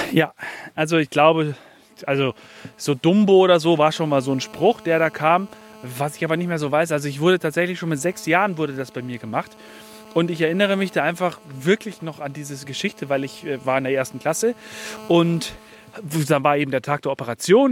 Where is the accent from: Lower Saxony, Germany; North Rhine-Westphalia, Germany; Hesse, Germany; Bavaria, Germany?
Bavaria, Germany; Bayerisch Gmain; moved away; Ich bin ja in Bayerisch Main groß geworden. Bayerisch Main ist so ein kleines Dorf nebendran